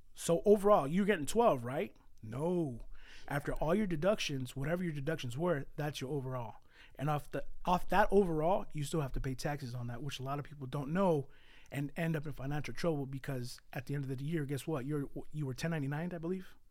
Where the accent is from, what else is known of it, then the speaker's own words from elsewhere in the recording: San Jose, California, United States; also born or lived in Mexico; I was born in Mexico. Um, I was brought here at three years old. Um, and I was born, oh, sorry, well, I was raised on the east side of San Jose